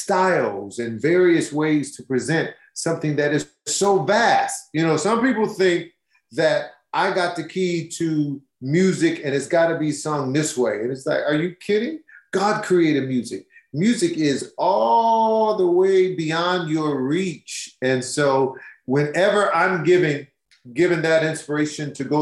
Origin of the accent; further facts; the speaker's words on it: Detroit, Michigan, United States; you can't help but know Motown if you're born and raised in Detroit